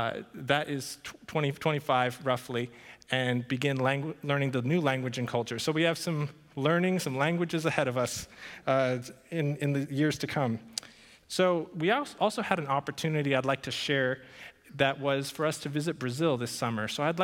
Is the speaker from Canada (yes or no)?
no; Paraguay; And that surprises some people, since I grew up in Paraguay, and that's a story in and of itself.